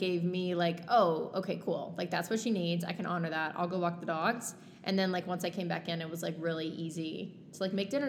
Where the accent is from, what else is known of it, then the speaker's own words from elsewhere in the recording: Texas, United States; I'm from Texas